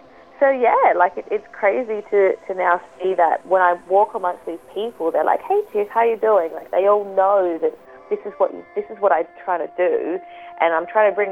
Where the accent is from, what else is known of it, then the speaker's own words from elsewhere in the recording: Adelaide, South Australia, Australia; I grew up in Adelaide, I'm friends with, like, quite a lot of people